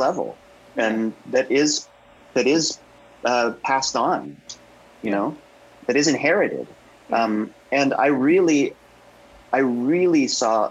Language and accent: English; the South, United States; not just in the South, but in my home state